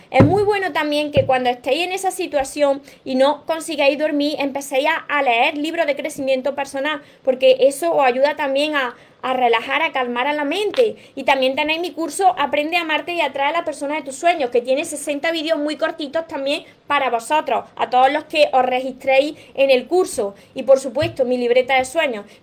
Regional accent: Mexico; Soy de México, los pueden mandar a otros países, sí.

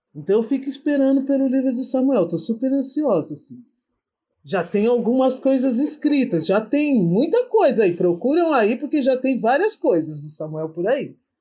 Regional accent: São Paulo, Brazil; moved away as an adult; now in Espírito Santo, Brazil; eu estou morando no Espírito Santo, no meio do mato, né? mas sou da zona norte de São Paulo, da Brasilândia

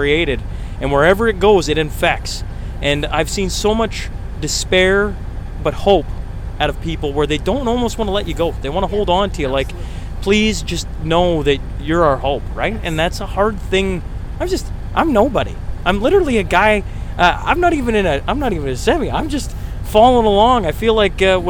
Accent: Lloydminster, Canada; also born or lived in Alberta; My hometown of Lloyd

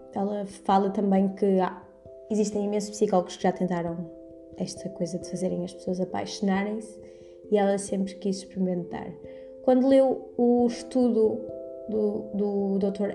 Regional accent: Porto, Norte, Portugal; moved away as an adult; now in Coimbra, Portugal; sou do Porto, mas estudo em Coimbra

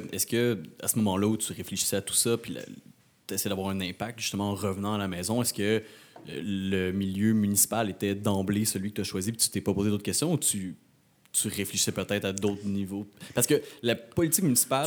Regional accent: Rimouski, Quebec, Canada

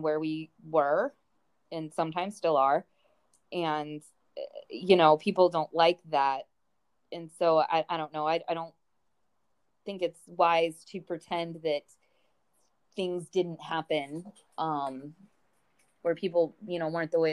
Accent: St. Louis, Missouri, United States; I'm from St. Louis, Missouri. So the Mississippi River was a part of my childhood.

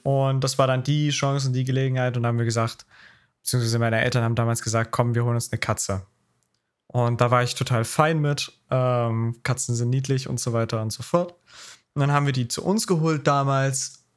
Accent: Taucha, Saxony, Germany; Also Taucher mein, mein Heimatstadt, äh, wo ich wohne

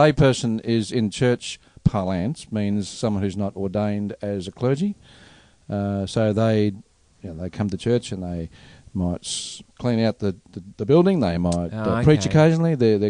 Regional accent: Melbourne, Victoria, Australia; moved away; city people, like I came from Melbourne here

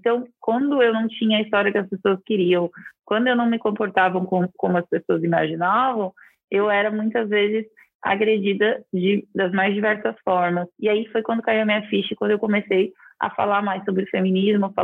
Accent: Araraquara, São Paulo, Brazil; Eu eu nasci em Araraquara, que é uma cidade que, se você for parar para ver os índices e a qualidade de vida, estão muito fora do Brasil, né?

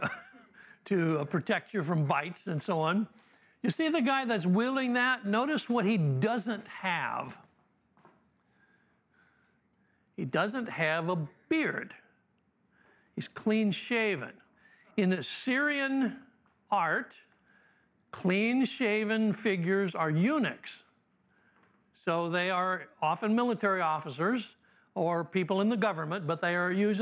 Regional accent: Detroit, Michigan, United States; This one is from my hometown. This is in the Detroit Institute of Arts

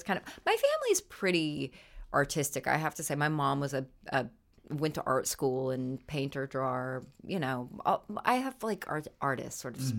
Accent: Idaho, United States; moved away; I grew up in Idaho.

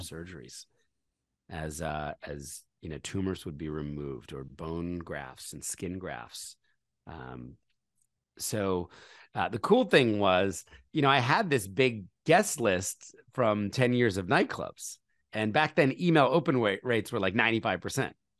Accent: Philadelphia, Pennsylvania, United States; moved away; also born or lived in New York City; I was born in Philadelphia, uh, into a conservative Christian family

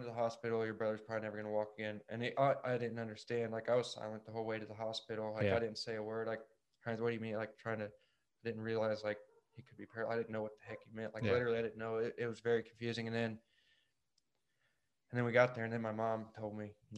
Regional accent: Sheridan, United States; We grew up in Sheridan

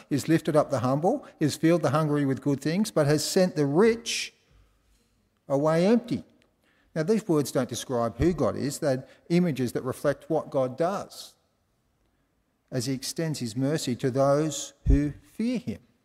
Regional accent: Australia; I was from Australia

